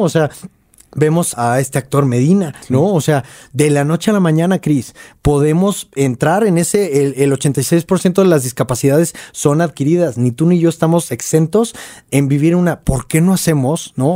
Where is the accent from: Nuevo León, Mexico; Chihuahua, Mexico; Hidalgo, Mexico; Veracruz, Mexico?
Nuevo León, Mexico; Monterrey; moved away as an adult; now in Mexico City, Mexico; todavía vivía en Monterrey